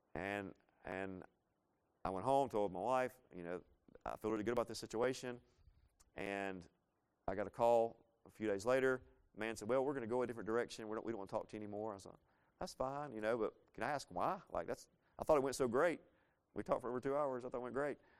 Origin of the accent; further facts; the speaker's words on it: Laurel, Mississippi, United States; moved away; I'm originally from Laurel, Mississippi.